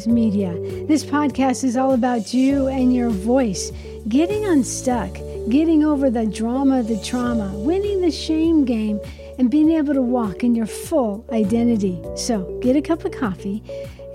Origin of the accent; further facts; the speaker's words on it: Spokane, Washington, United States; also born or lived in Yakima, Washington; when we moved from Yakima to Spokane, one of my main things that my dad was looking for was a home on the golf course or near the golf course.